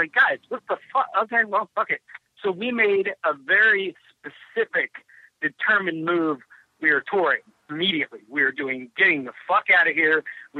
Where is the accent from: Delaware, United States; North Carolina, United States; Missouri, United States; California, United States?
Delaware, United States; Wilmington; born there; I was born in Wilmington General